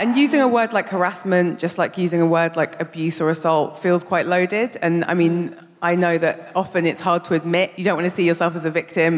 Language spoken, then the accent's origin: English; London, United Kingdom; I grew up in Brixton.